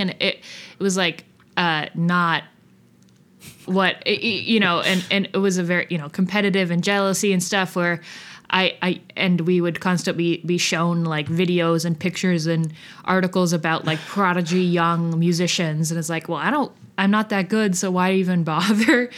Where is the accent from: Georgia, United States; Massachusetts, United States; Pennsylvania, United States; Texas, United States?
Massachusetts, United States; outside of Boston; also born or lived in South Union, Kentucky, United States; when I was six, we moved to outside of Boston